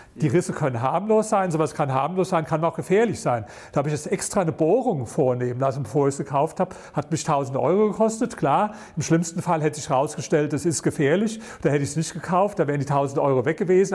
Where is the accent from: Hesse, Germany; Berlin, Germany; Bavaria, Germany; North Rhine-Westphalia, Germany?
Berlin, Germany; ich komme aus Berlin